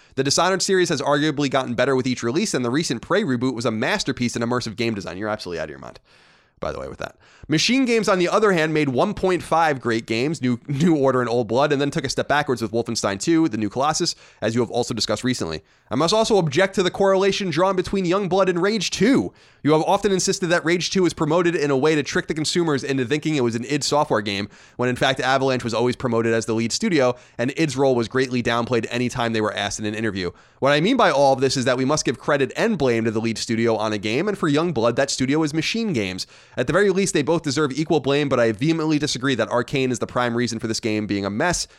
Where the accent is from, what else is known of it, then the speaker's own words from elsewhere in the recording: New York, United States; also born or lived in Long Island; now in California, United States; we're in California, we're, we were born and raised in New York